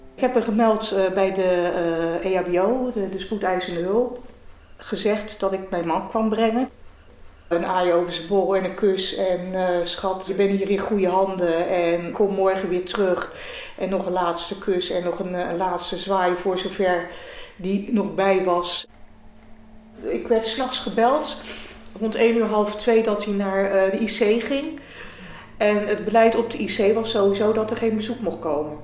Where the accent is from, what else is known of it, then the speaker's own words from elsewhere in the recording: Delft, South Holland, Netherlands; ik ben 59 jaar, geboren en getogen in Delft